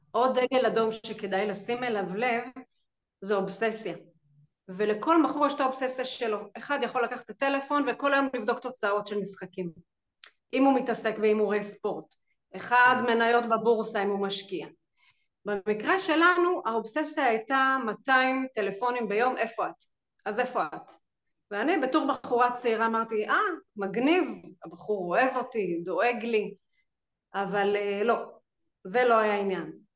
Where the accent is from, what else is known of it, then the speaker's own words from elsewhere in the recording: Jerusalem, Jerusalem District, Israel; now in Rehovot, Israel; במקור אני ירושלמית, היום אני גרה ברחובות